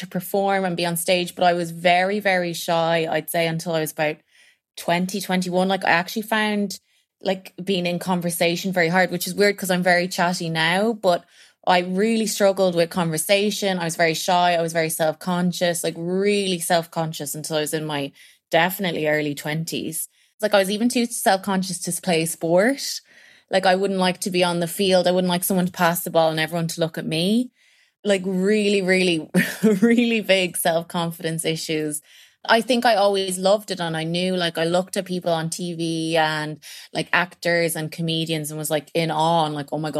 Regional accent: County Meath, Ireland; I'm originally from Meath.

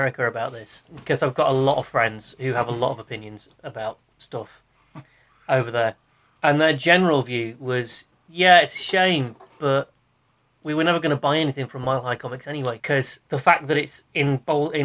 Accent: Doncaster, Yorkshire and the Humber, United Kingdom; I'm from Doncaster.

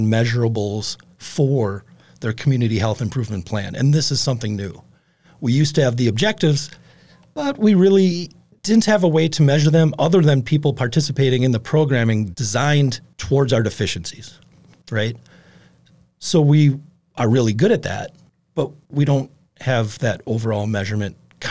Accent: Appleton, Wisconsin, United States; I grew up in Appleton, in the Fauchery Valley.

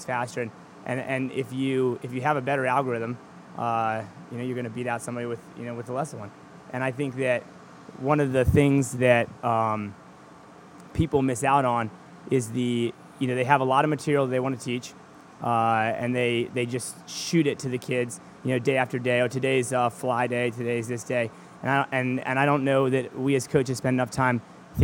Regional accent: Charlottesville, Virginia, United States; now in York, United States; where I grew up in Charlottesville, Virginia

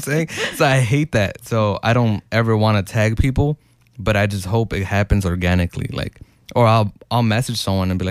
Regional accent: Chicago, Illinois, United States; I'm from Little Village, Chicago, Illinois, 60623

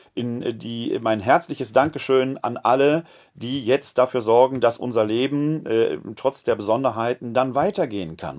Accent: West Germany, Germany; now in Wuppertal, Germany; als äh, Westdeutscher

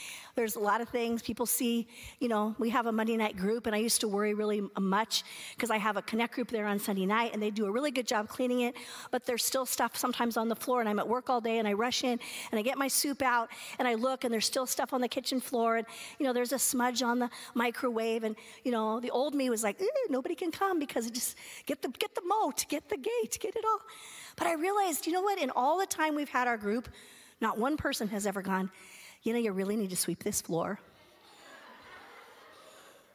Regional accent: California, United States; moved away as an adult; I was from California

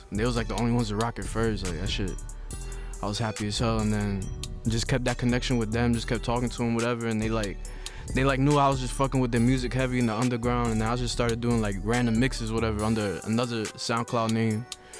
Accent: Perth Amboy, New Jersey, United States; From Jersey. I'm from Perth Amboy, New Jersey. That's like central.

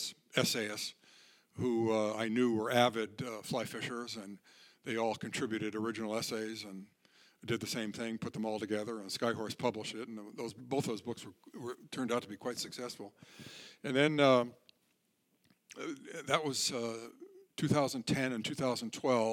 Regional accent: Connecticut, United States; moved away as an adult; also born or lived in southern Vermont / Athens, Ohio; I was born in Connecticut in 1943, and I grew up there and in southern Vermont

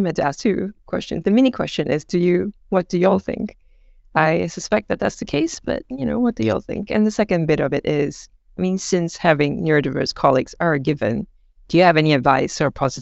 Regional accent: Singapore; I grew up in Singapore, right? So I'm from Asia.

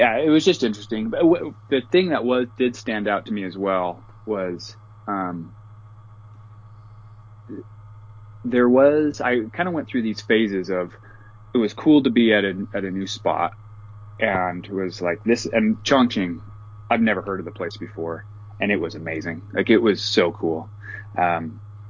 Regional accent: the West, United States; growing up in the West

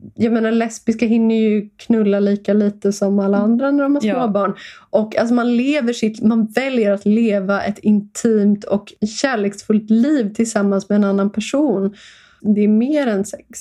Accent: Stockholm, Stockholm County, Sweden; Jag växte upp i Stockholm, eh, gick i skola

